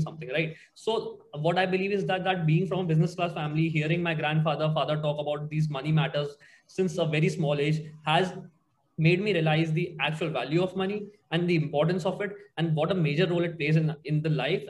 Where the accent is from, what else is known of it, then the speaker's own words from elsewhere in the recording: Agra, Uttar Pradesh, India; moved away; I'm from Agra